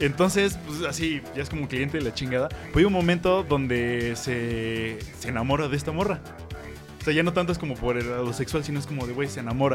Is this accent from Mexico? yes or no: yes; Mexico; aquí en México todos somos mexicanos